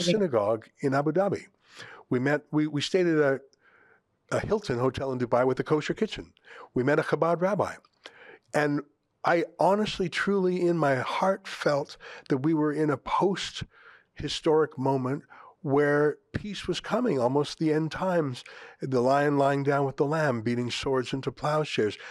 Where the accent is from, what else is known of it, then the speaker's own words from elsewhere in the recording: Canada; I'm a Canadian first. I'm fourth generation Canadian. This is my home